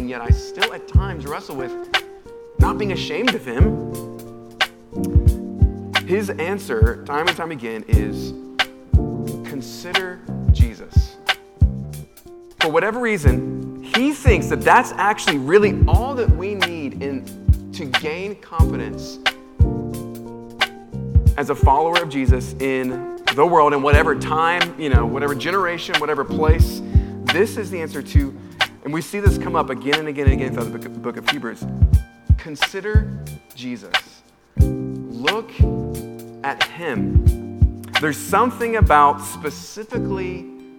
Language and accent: English; United States; as an American